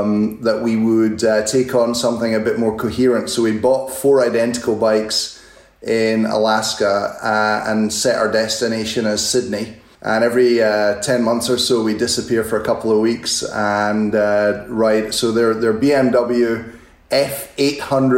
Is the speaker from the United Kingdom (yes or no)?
yes; Scotland, United Kingdom; as a Scotsman